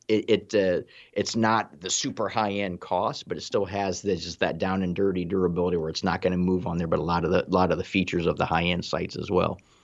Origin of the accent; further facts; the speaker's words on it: Ohio, United States; I'm from Ohio